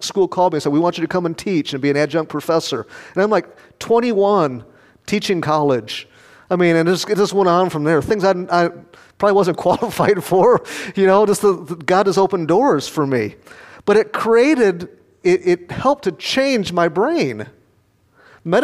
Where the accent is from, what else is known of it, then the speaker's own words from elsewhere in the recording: Rockford, Illinois, United States; moved away; I preached back in Rockford, my hometown, a couple years ago